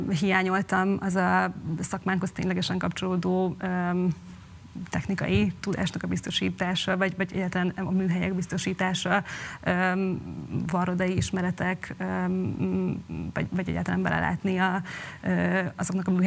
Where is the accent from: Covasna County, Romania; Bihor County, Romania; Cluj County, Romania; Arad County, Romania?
Covasna County, Romania; Sfântu Gheorghe; born there; és ott most fogok először a szülővárosomban dolgozni